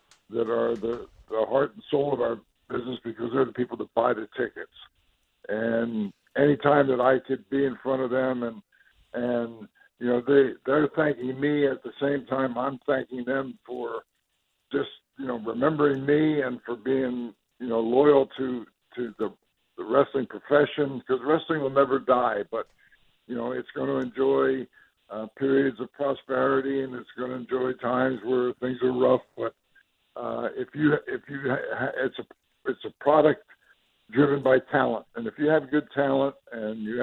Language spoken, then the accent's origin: English; New Jersey, United States; I was originally from New Jersey, born and raised there